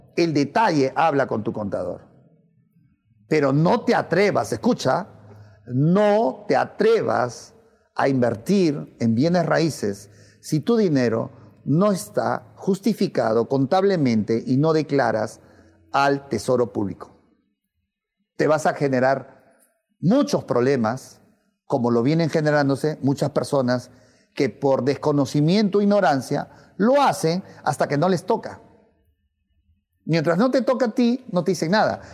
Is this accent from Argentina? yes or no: no; Peru; en mi país